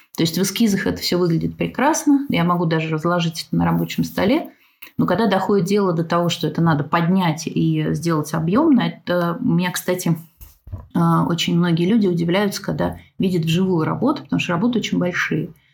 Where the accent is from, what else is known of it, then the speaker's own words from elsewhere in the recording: Moscow, Russia; moved away as an adult; now in Smolensk, Russia; Я вообще из Москвы